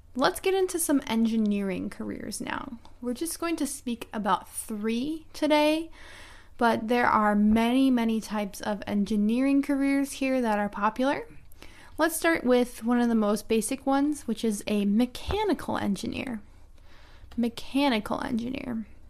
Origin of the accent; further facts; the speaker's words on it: United States; I'm an American English teacher